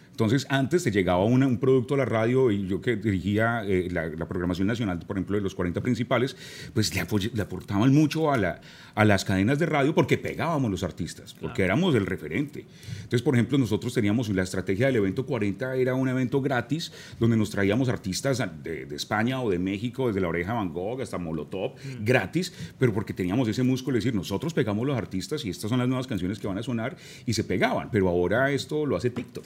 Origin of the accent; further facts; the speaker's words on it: Manizales, Caldas, Colombia; crecí en Manizales, gran parte de mi niñez fue en la ciudad de Manizales, en el eje cafetero